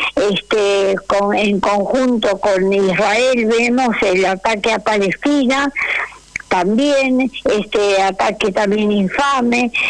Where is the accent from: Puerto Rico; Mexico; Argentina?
Argentina; yo estoy orgullosa de mi pueblo